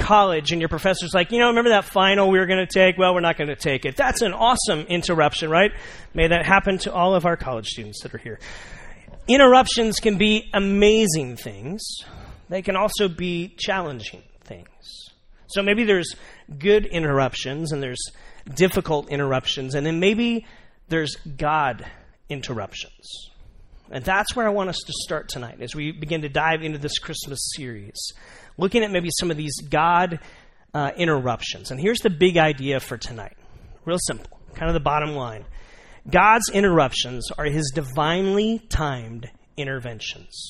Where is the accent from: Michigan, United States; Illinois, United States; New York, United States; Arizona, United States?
Arizona, United States; Tucson; I'm from Tucson